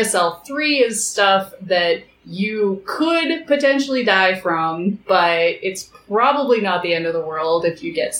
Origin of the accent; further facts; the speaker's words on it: Idaho Falls, Idaho, United States; moved away as an adult; now in Bozeman, United States; I grew up in Idaho Falls, where my dad was the chief scientist at a nuclear research facility.